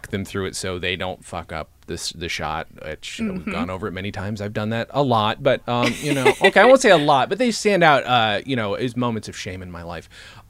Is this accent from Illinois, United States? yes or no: no; New York, United States; also born or lived in Chicago; I'm from New York